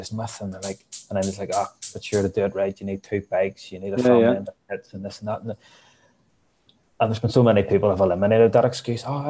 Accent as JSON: {"language": "English", "town": "Hillsborough", "region": "Northern Ireland", "country": "United Kingdom", "lives_now": "Banbridge, United Kingdom", "said": "I'm originally from Hillsborough"}